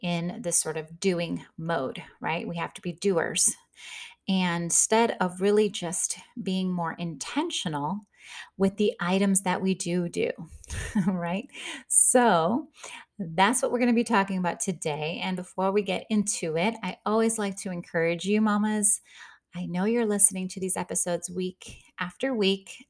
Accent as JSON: {"language": "English", "region": "Midwest", "country": "United States", "tie": "born or raised there", "said": "I grew up in the Midwest. We're hard workers."}